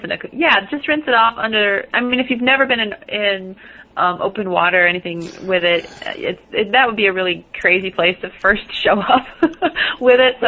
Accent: Midwest, United States; accent: Midwestern; my Midwestern accent

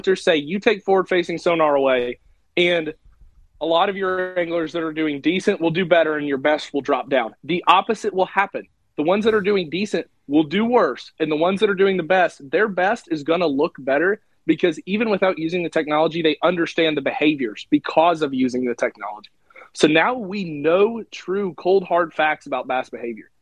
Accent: Illinois, United States; growing up in Illinois

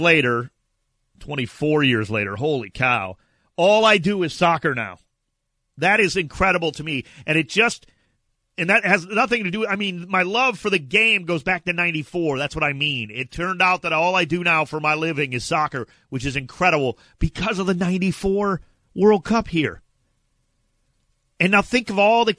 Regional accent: Cleveland, Ohio, United States; I was in Cleveland, my hometown

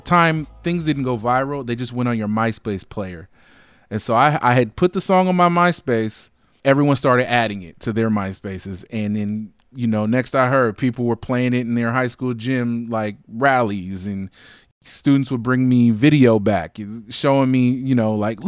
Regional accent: Alameda, California, United States; I'm born and raised in the Bay Area. I'm from Alameda. It's right next to Oakland.

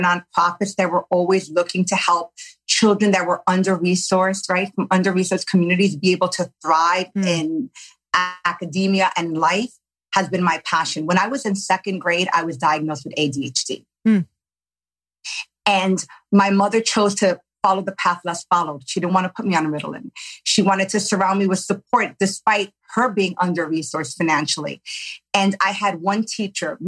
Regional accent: New York, United States; I grew up in New York native, grew up in poverty

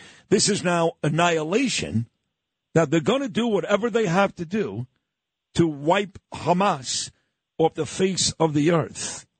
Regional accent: New York City, New York, United States; the neighborhood I grew up in Brooklyn, New York.

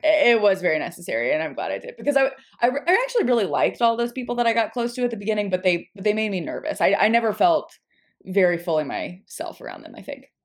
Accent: Nashville, Tennessee, United States; I'm from Nashville

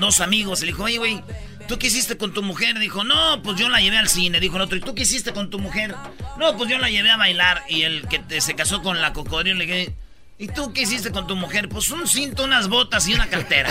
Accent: Michoacán, Mexico; moved away; Somos de Michoacán, nomás pasamos por Guadalajara

